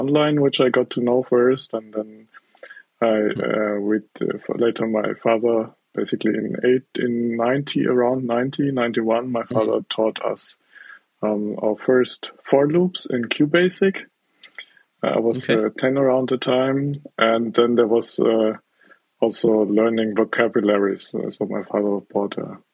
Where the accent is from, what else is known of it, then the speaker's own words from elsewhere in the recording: South Germany, Germany; I'm from South Germany. That's where I grew up and that's where I'm now